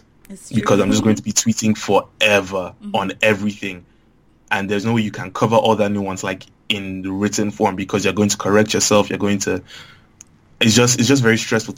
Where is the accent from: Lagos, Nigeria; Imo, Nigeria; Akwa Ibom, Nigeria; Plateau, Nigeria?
Lagos, Nigeria; growing up in Lagos